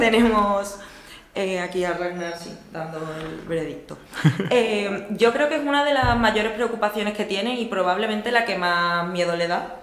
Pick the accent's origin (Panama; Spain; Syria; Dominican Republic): Spain; Seville, Andalusia; soy de Sevilla